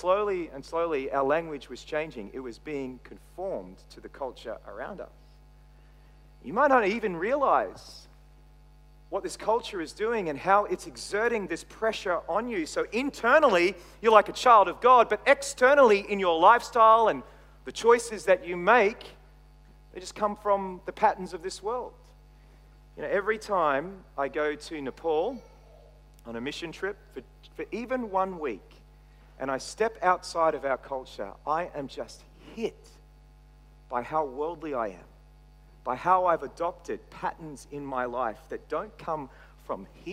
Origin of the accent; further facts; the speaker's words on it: Australia; accent: Australian; also born or lived in Texas, United States; my Australian accent